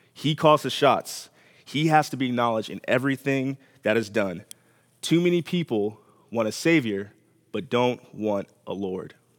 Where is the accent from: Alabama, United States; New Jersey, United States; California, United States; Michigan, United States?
California, United States; Los Angeles; moved away; I'm from Los Angeles